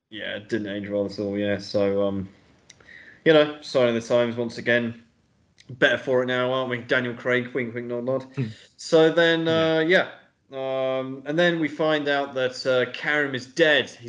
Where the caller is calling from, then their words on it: Belgrade, Serbia; So I, I mean, I'm literally recording from Serbia, so uh, yeah, in Belgrade.